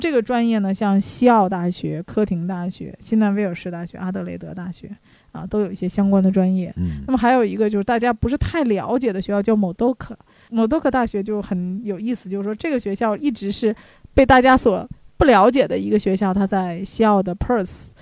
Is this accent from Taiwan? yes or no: no; China; 我们中国人